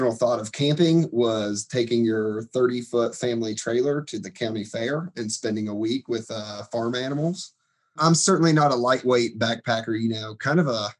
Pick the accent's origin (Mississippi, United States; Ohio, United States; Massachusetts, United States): Ohio, United States; Southern; now in Boone, United States; I'm originally from Southern Ohio. So grew up in the foothills of Appalachia